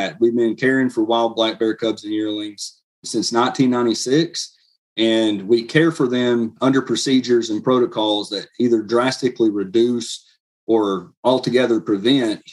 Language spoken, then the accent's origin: English; Blount County, Tennessee, United States; I was born and raised here in Blount County